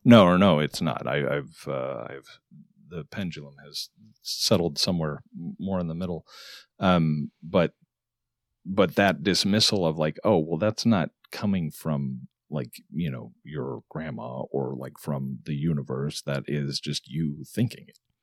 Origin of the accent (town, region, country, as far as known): Arizona, United States; born or raised there; moved away